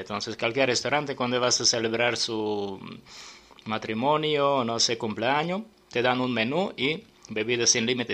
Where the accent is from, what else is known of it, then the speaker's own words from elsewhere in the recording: Serbia; Spanish is a second language; moved away as an adult; now in Mexico City, Mexico; En mi país